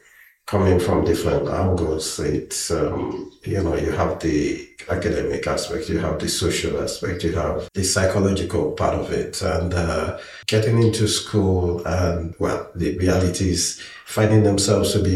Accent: southeastern Nigeria, Nigeria; moved away as an adult; now in British Columbia, Canada; I am from Nigeria, originally from the southeastern part, and although I lived in the western part of Nigeria

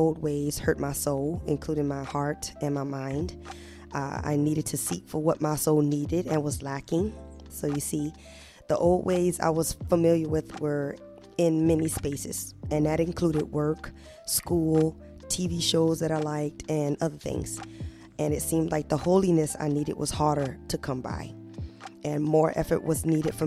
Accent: New Orleans, Louisiana, United States; I grew up in New Orleans, Louisiana

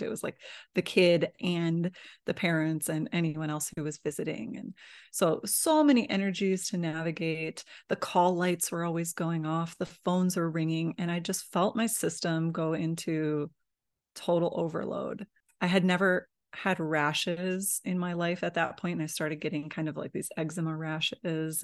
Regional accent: Midwest, United States; I grew up in the Midwest, in the United States

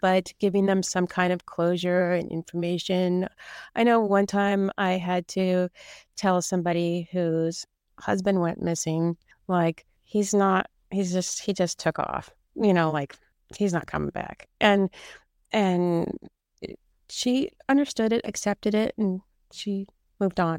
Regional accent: California, United States; I grew up here in California, and my parents had a house in Sicily

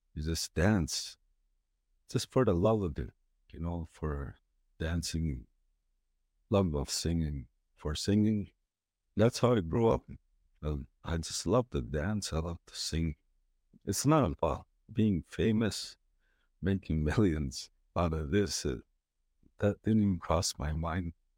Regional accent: Onion Lake, Saskatchewan, Canada; I'm from Onion Lake, Saskatchewan, Alberta.

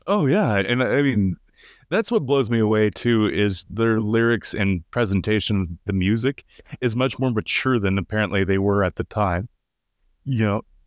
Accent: United States; I'm third generation American, yeah, uh, and my, my ancestors go back to Ireland

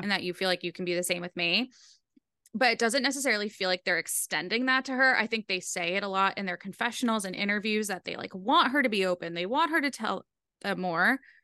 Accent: Rhode Island, United States; I'm from Rhode Island and the accent's comforting

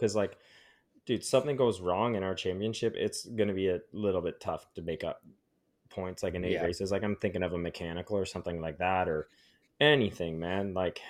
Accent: Canada; We all do as Canadian riders.

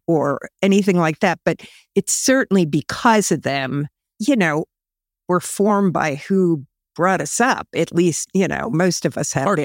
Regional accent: Camp Hill, Pennsylvania, United States; also born or lived in Allentown, Pennsylvania / Illinois; born in Allentown, Pennsylvania, but we moved to Campbell, Pennsylvania back in nineteen fifty-nine. And I actually lived about two and a half blocks from where we are

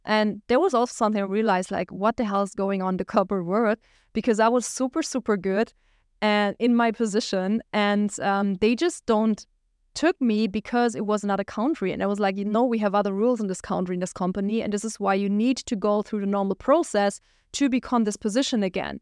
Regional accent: Germany; moved away as an adult; also born or lived in Düsseldorf, Germany; We lived at the border of Switzerland

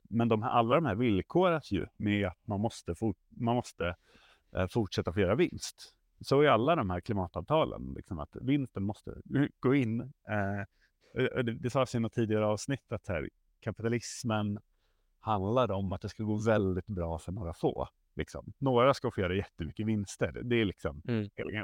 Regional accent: Stockholm, Stockholm County, Sweden; är jag uppvuxen i tunnelbanan i, i Stockholm

